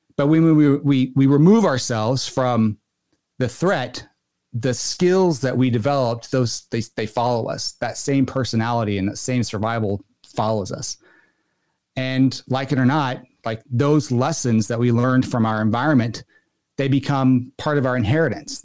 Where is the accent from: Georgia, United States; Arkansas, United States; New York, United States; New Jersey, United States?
Arkansas, United States; moved away; once I moved away from Arkansas